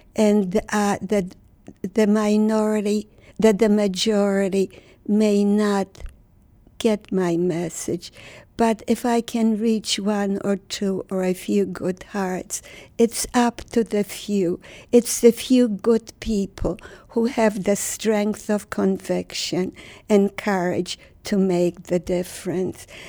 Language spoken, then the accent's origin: English; Warsaw, Masovian Voivodeship, Poland; moved away; I was born in Warsaw, Poland. Warsaw was the center of my universe.